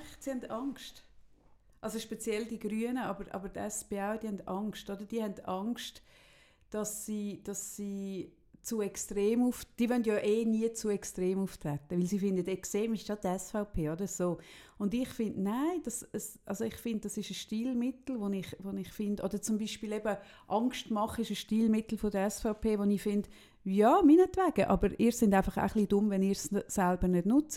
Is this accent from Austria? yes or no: no; Switzerland; bei uns in der Schweiz